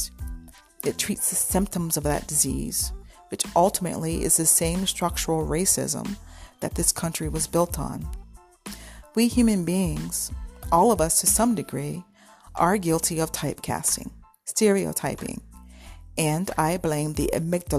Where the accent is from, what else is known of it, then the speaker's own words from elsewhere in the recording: North Carolina, United States; moved away as an adult; also born or lived in New England; now in Harrisburg, United States; I'm from North Carolina, and I graduated from the NCSU School of Design